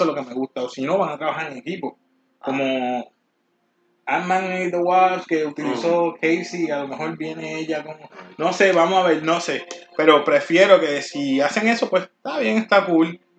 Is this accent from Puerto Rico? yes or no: yes; Puerto Rico; Todos somos mezclados aquí somos estos boricuas